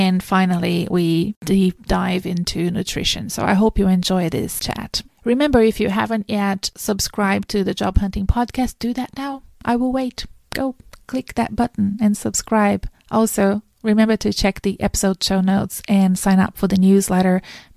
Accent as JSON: {"language": "English", "country": "Brazil", "moved": "yes", "lives_now": "Australia", "said": "I'm from Brazil"}